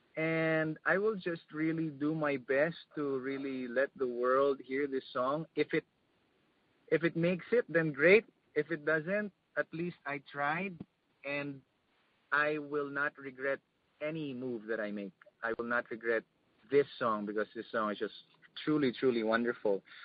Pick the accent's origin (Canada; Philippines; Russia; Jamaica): Philippines